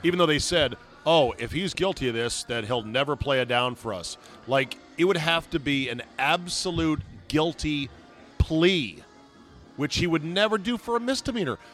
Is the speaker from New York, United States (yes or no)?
no; Alexandria, Virginia, United States; Alexandria, Virginia